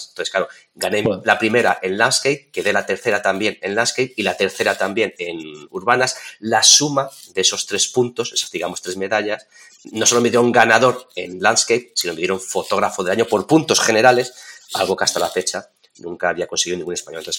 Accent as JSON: {"language": "Spanish", "town": "Toledo", "region": "Castilla-La Mancha", "country": "Spain", "said": "estoy al otro lado del mundo, o sea, estamos en China, somos de Toledo"}